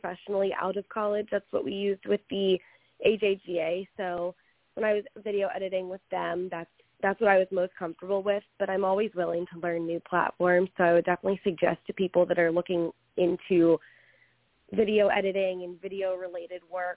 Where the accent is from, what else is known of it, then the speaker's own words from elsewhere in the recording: Philadelphia, Pennsylvania, United States; moved away as an adult; now in Florida, United States; I'm originally from the Philadelphia area, just a little bit northeast, and then went to Penn State for school